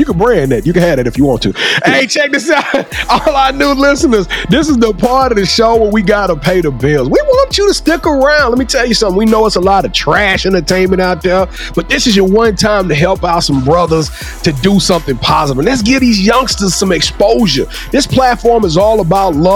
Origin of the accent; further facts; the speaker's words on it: Louisiana, United States; I'm from Louisiana too